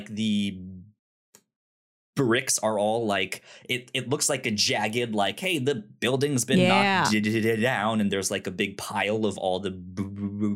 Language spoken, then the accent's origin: English; Northern Virginia, United States; also born or lived in Richmond, Virginia; I grew up in Northern Virginia.